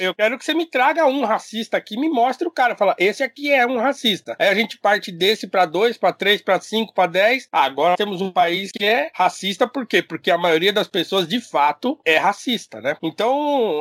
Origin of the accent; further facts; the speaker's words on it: Brazil; nós somos brasileiro